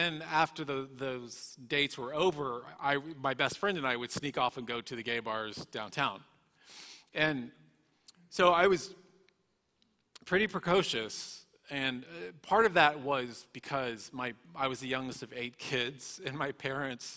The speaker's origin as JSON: {"language": "English", "town": "Dallas", "region": "Texas", "country": "United States", "tie": "born or raised there", "also_born_or_lived": "West Hollywood", "moved": "yes", "said": "in Dallas, Texas, where I was raised."}